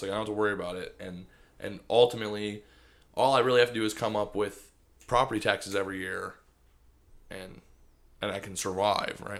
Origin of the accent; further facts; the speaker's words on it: Michigan, United States; I'm Michigan